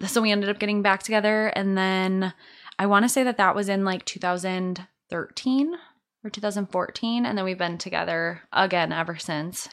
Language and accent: English; Escanaba, Michigan, United States; moved away; I'm from Escanaba